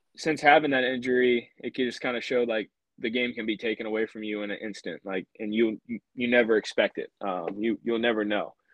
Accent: Louisiana, United States; growing up in Louisiana, you always go to Alex Box

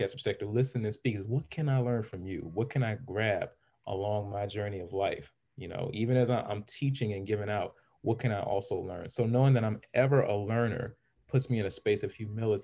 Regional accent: Los Angeles, California, United States; I was raised, I'm originally from Los Angeles, California, and I was around so many different people coming up

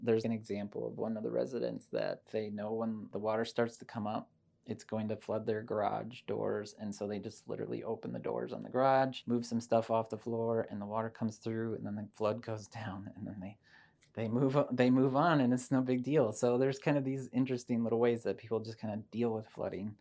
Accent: Decorah, Iowa, United States; moved away as an adult; also born or lived in South Dakota; I grew up in Decorah

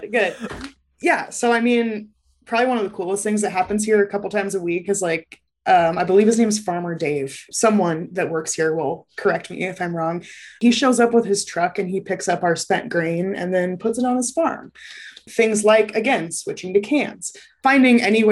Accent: Lincoln, Nebraska, United States; I grew up in Lincoln

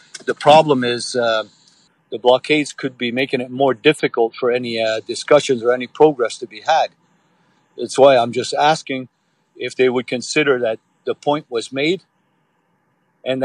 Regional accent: Oka, Quebec, Canada; I'm from Oka. I was here during 1990. I was here. I lived here my whole life.

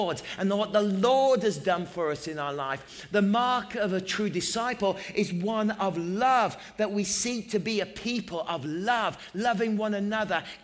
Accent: England, United Kingdom; I'm English

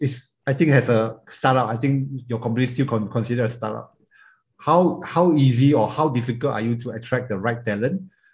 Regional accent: Malaysia; as a Malaysian

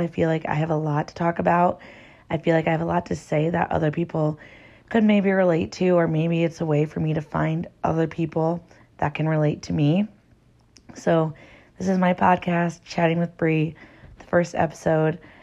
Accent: Garner, Iowa, United States; born and raised in Iowa. I'm from a really small town

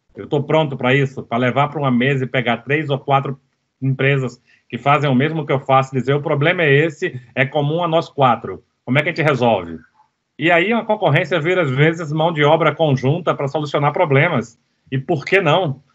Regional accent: Recife, Pernambuco, Brazil; eu cresci em Recife

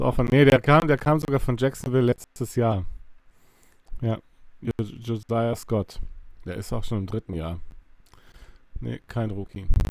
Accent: Bavaria, Germany; now in Cologne, Germany; ich ursprünglich aus Bayern komme

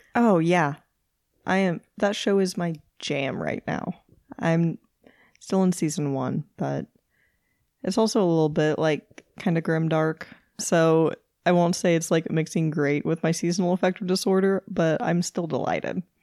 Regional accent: Kansas City, Missouri, United States; we're from Kansas City.

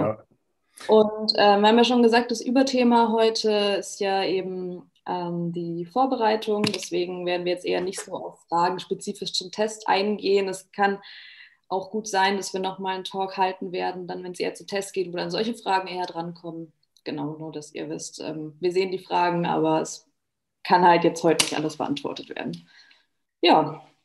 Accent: Germany; moved away as an adult; now in Vienna, Austria; ich bin aus Deutschland ähm, und bin jetzt extra nach Österreich gezogen

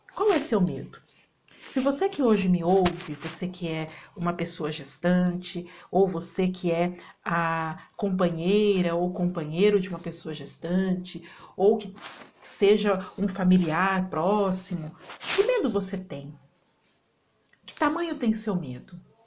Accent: Campinas, São Paulo, Brazil; now in Alfenas, Brazil; Moro na cidade de Alfenas, sou campineira, morando aqui na cidade de Alfenas

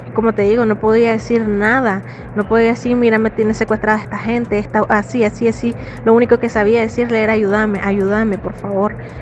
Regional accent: Nicaragua; moved away as an adult

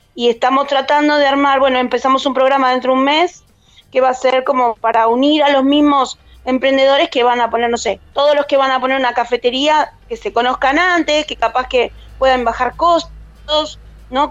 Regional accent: Argentina; moved away as an adult; now in Spain; somos argentinos, donde estemos somos argentinos

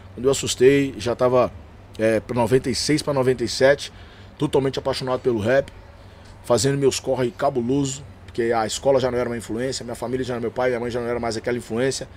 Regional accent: Belo Horizonte, Minas Gerais, Brazil; also born or lived in Diadema; eu sou de Belo Horizonte

